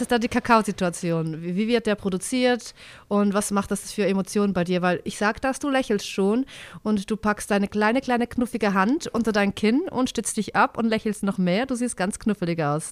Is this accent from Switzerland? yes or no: yes; Switzerland; Also wir sind ja eine direkte Demokratie